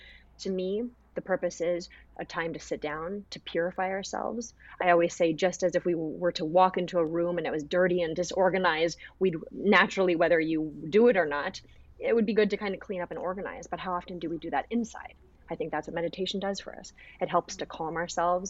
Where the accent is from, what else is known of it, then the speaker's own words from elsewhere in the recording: United States; I grew up here in America, but I came from a really traditional family